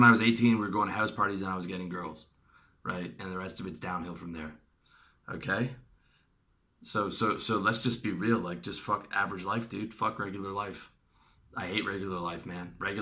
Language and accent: English; Canada; I'm from Canada